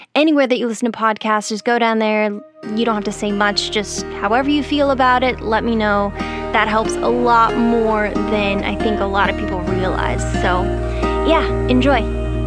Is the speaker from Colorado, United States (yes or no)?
yes; Colorado, United States; I grew up in Colorado where similar things happen.